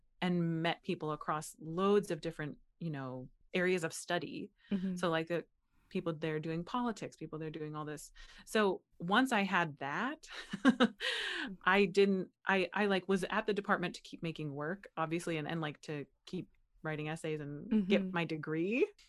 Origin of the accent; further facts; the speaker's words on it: Butler, Pennsylvania, United States; And then when I came back, when I moved back to the US, it was very like, where are you from? And I was like, mm-hmm. I'm from here in Butler, Pennsylvania.